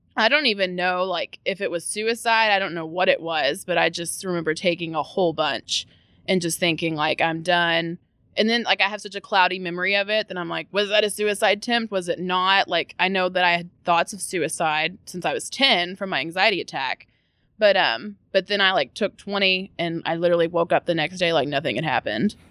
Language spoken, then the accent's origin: English; Louisville, Kentucky, United States; I was born in the South End, went to school in the South End for elementary school.